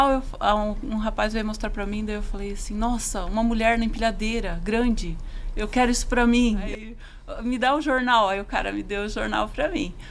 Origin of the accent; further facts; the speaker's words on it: Joinville, Santa Catarina, Brazil; vim de Joinville, né? Não sou daqui. É, um dia tudo começou, eu trabalhava numa outra empresa em Joinville